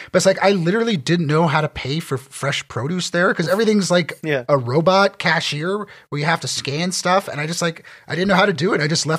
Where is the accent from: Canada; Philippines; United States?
Canada; Niagara, Ontario; moved away; I grew up in Niagara.